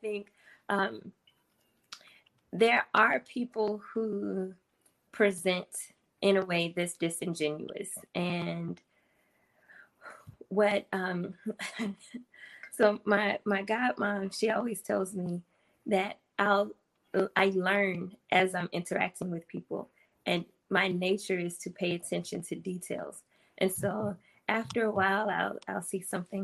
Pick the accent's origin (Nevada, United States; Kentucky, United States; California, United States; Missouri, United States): Missouri, United States; St. Louis; I grew up in St. Louis in an all black neighborhood.